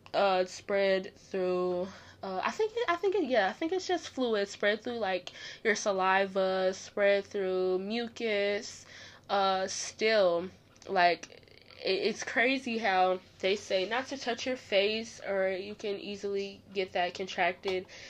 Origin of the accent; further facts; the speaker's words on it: Chicago, Illinois, United States; Chicago, my hometown